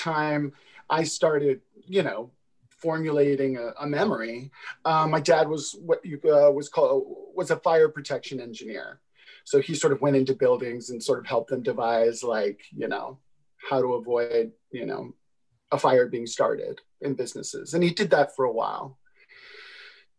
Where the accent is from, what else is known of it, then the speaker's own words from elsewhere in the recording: Concord, California, United States; also born or lived in Houston, Texas; I was born in Houston, Texas, but I was raised in the East Bay of San Francisco in a town called Concord